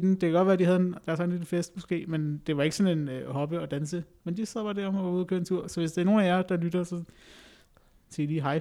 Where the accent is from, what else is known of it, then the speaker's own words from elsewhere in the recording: Greenland; jeg er grønlænder